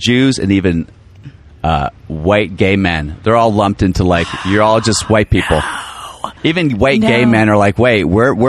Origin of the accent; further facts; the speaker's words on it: Virginia, United States; Northern Virginia.